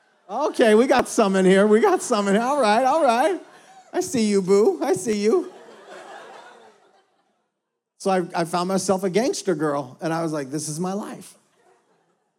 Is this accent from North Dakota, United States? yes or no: yes; North Dakota, United States; now in Houston, United States; I grew up in North Dakota, which is 98% Caucasian